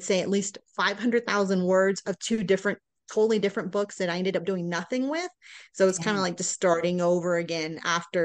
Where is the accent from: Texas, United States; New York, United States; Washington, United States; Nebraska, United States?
Texas, United States; Houston; also born or lived in Florida; now in Colorado, United States; we're from Houston